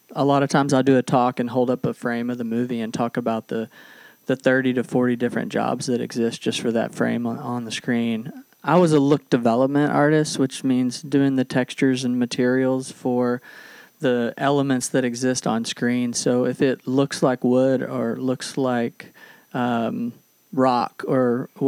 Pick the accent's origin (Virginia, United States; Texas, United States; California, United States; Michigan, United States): Texas, United States; Texarkana; also born or lived in Little Rock, Arkansas / Los Angeles; now in Northwest Arkansas, United States; I was born in Little Rock, though I did grow up on the Texas side of Texarkana.